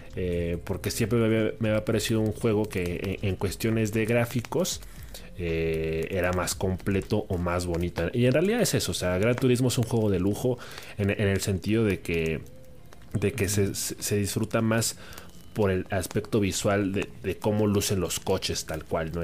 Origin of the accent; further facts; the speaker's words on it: Mexico; nosotros en particular que somos de México